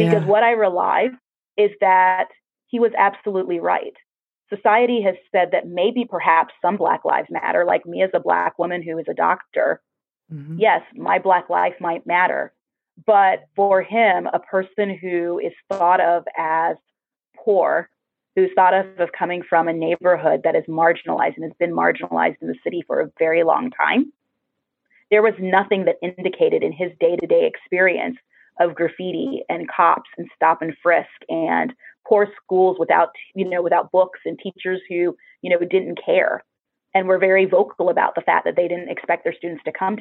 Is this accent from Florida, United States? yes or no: yes; Florida, United States; moved away; also born or lived in New York; I grew up in Florida